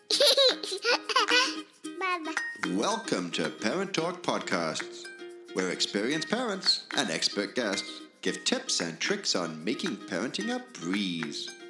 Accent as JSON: {"language": "English", "country": "Canada", "accent": "French Canadian", "said": "I am French Canadian. This is where this little accent uh, comes from"}